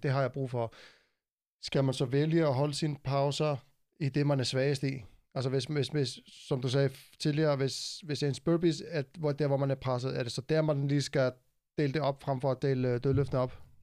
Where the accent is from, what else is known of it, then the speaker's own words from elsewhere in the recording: Iceland; now in Denmark; mit hjemland, Island